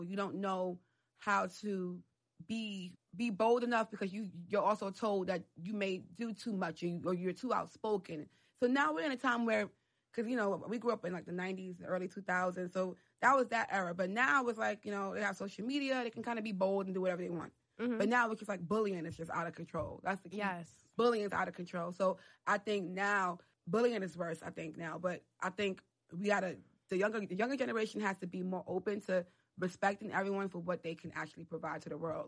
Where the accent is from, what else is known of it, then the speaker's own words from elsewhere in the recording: New York City, New York, United States; also born or lived in Harlem; I grew up in the Bronx